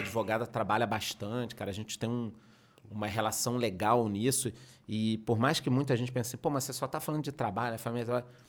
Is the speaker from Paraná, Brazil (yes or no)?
no; Rio de Janeiro, Brazil; moved away as an adult; now in southern Brazil; eu sou carioca, estudei no Rio, fiz faculdade no Rio